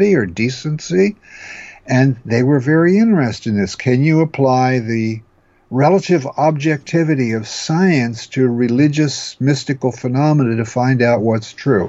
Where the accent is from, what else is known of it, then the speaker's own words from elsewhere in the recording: New Jersey, United States; now in California, United States; I was raised as a Lutheran as a child back in New Jersey